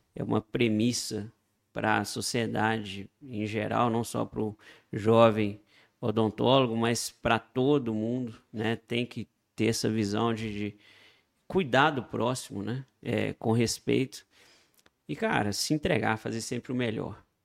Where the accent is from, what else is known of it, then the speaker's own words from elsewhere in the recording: Itabira, Minas Gerais, Brazil; lá de Itabira, minha cidade natal